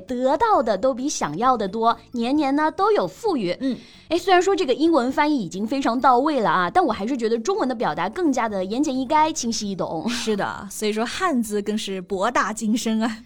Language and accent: Chinese; China; 我们中国人